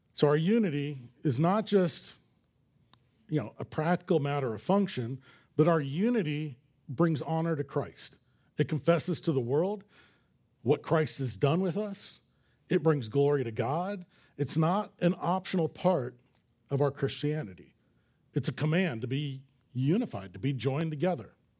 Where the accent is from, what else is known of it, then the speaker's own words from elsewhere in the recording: Los Angeles, California, United States; I grew up in Los Angeles